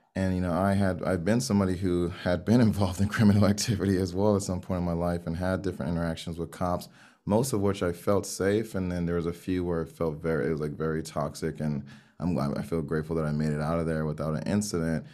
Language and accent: English; Miami, Florida, United States; Miami, here in the U S